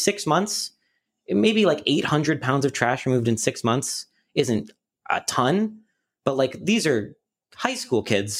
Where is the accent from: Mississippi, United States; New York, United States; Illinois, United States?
New York, United States; Albany; born there; also born or lived in Utica; Like Utica, New York, that's where I was like born. I was born in Albany, but like sort of lived in Utica for the year, and that's where my family more is.